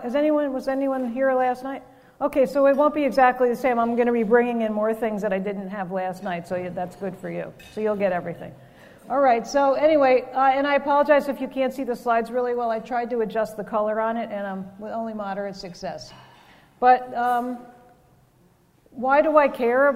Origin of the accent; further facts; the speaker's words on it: New Jersey, United States; also born or lived in Vancouver, Canada; now in Ohio, United States; I live in Ohio now, and I'm originally from New Jersey